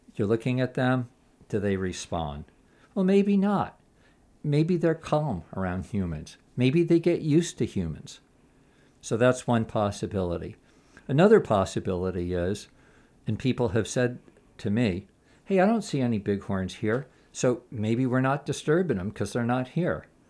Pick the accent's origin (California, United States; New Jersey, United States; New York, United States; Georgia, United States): California, United States; Los Angeles; moved away as an adult; also born or lived in Castle Valley, Utah; I grew up in Los Angeles, which I don't like to admit, but I left when I was about twenty